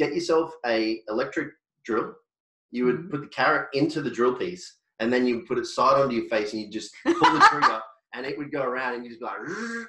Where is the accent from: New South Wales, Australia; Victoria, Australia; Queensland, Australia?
Queensland, Australia; I'm from Queensland, and I speak like a bogan sometimes.